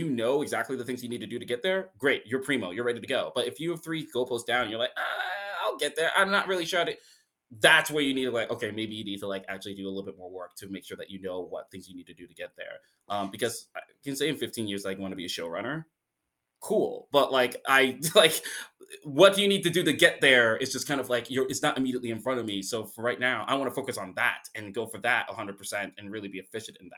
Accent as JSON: {"language": "English", "region": "Indiana", "country": "United States", "tie": "born or raised there", "moved": "yes", "said": "that's still my home state"}